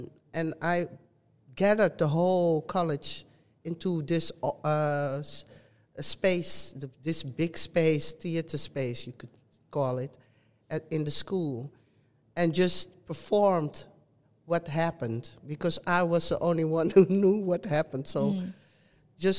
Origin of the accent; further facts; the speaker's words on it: Netherlands; also born or lived in Suriname; living and growing up in the Netherlands